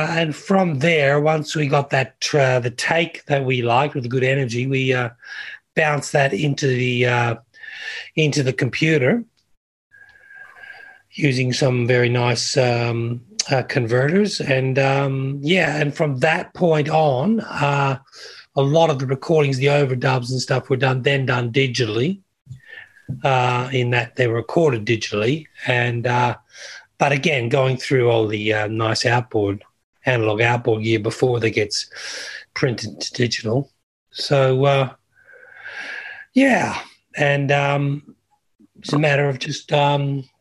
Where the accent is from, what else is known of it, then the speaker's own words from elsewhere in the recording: Toronto, Ontario, Canada; also born or lived in London; now in Australia; I was 10 months when I rolled up in Canada, in Toronto. So I spent my formative years in Toronto